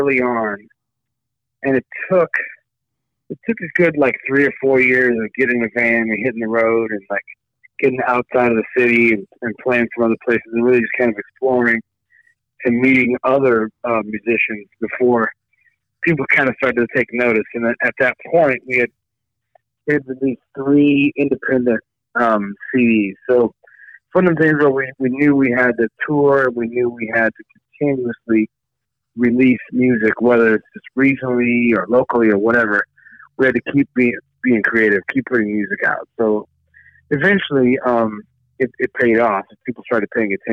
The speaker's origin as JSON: {"language": "English", "town": "St. Louis", "region": "Missouri", "country": "United States", "said": "I'm from St. Louis, Missouri"}